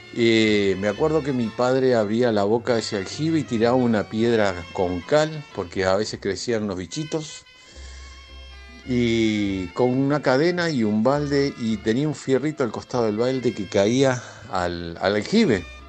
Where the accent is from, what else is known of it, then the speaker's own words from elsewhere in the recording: Montevideo, Uruguay; now in New Jersey, United States; yo me crié en un hogar bastante humilde, y vivía por allá por el barrio Piria o Jardines del Hipódromo